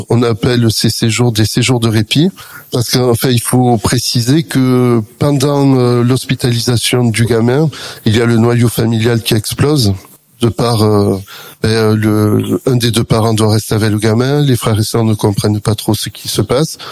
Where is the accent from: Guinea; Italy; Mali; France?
France; Perpignan, Occitania; je suis originaire de Perpignan